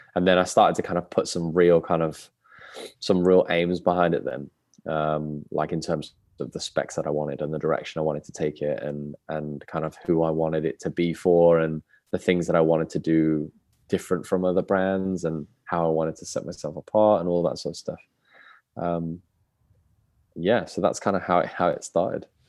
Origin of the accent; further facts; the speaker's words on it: Birmingham, West Midlands, United Kingdom; born and raised in Birmingham